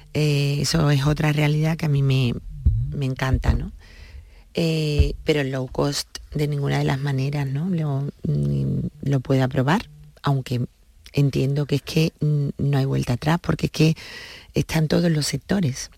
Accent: Seville, Andalusia, Spain; also born or lived in Madrid; yo soy de Sevilla

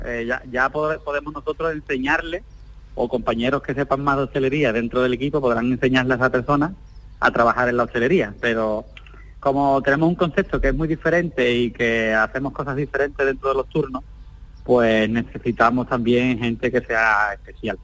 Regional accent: Algeciras, Andalusia, Spain; nosotros somos natales de Algeciras

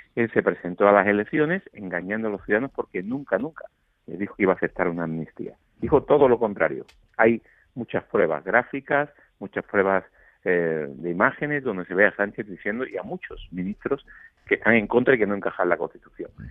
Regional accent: Málaga, Andalusia, Spain; moved away as an adult; now in Madrid, Spain; mi ciudad natal, Málaga

